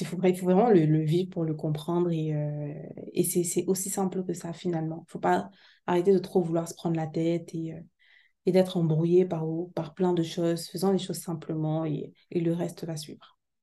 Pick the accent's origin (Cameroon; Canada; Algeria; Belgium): Cameroon; chez moi au Cameroun